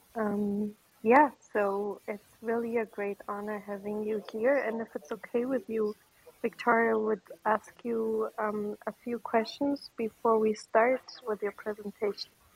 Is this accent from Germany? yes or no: yes; Bochum, North Rhine-Westphalia, Germany; moved away; I grew up in Bochum.